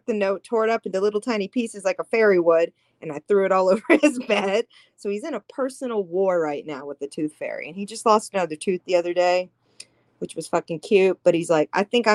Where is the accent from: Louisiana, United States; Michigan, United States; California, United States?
Louisiana, United States; I am from Louisiana